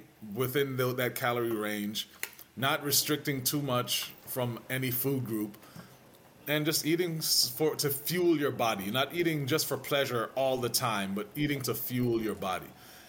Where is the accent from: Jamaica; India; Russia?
Jamaica; growing up in Jamaica, you didn't really think through calories and carbs and all that stuff.